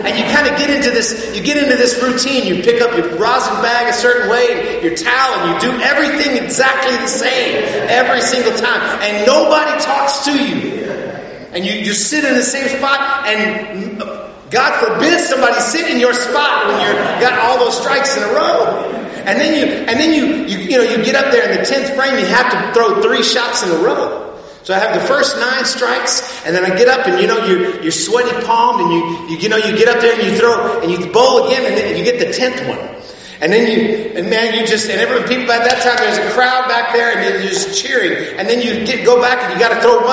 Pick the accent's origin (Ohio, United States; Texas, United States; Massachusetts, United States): Texas, United States; South; my hometown at one time in South Texas